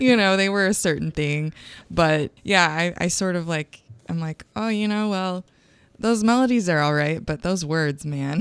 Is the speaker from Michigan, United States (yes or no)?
yes; Grand Rapids, Michigan, United States; moved away as an adult; now in St. Louis, United States; I was gro-, growing up in Grand Rapids, Michigan